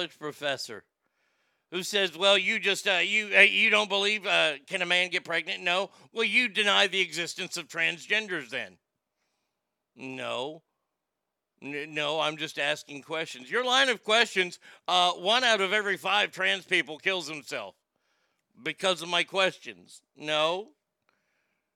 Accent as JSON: {"language": "English", "region": "Texas", "country": "United States", "tie": "born or raised there", "said": "I grew up in Texas"}